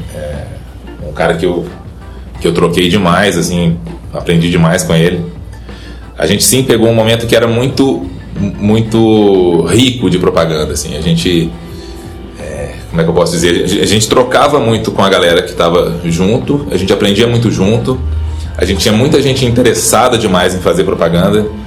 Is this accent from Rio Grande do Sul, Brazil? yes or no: no; Belo Horizonte, Minas Gerais, Brazil; moved away as an adult; also born or lived in São Paulo; now in Ribeirão Preto, Brazil; sou mineiro de Belo Horizonte